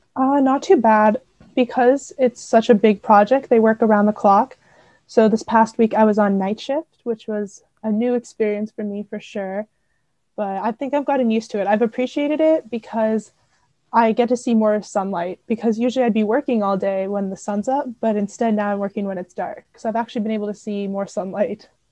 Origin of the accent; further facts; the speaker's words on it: Seattle, Washington, United States; moved away as an adult; now in Waterloo, Canada; I'm from Seattle, Washington